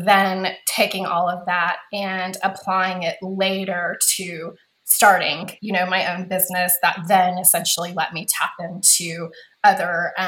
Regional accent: Corpus Christi, Texas, United States; moved away as an adult; also born or lived in San Antonio / Austin / Dallas; now in Los Angeles, United States; I am Texas born and raised. I actually grew up in Corpus Christi.

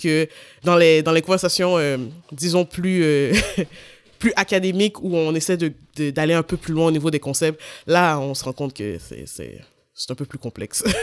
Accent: Montreal, Quebec, Canada; je suis née, je suis à Sainte-Justine, j'ai grandi en banlieue de Montréal

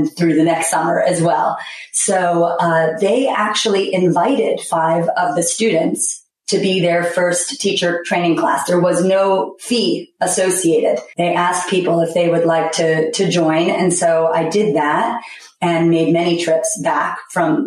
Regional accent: New York City, New York, United States; I was raised in Manhattan, so it's a wonderful cultural melting pot.

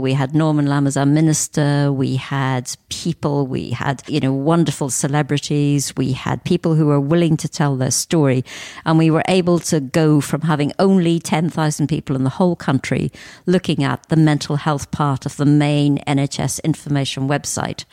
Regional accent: Northern Ireland, United Kingdom; I was born in Northern Ireland. I grew up in an area of kind of great deprivation

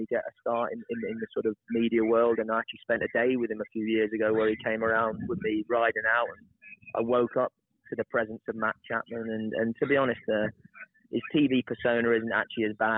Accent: United Kingdom; as a Brit over there

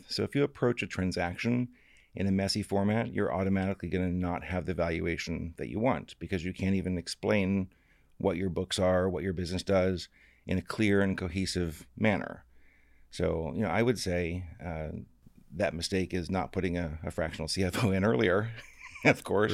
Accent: Florida, United States; I came from Florida. Uh, my dad actually is an alligator trapper

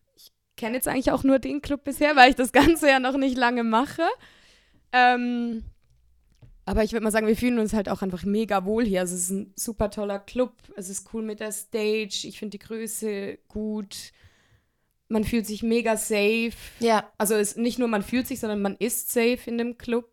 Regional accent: Switzerland; ich bin in der Schweiz aufgewachsen

